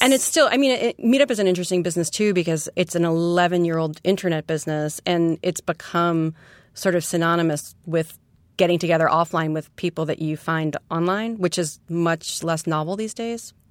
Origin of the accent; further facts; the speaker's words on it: New York City, New York, United States; also born or lived in West Coast; I'm a native New Yorker from Queens. I grew up in Forest Hills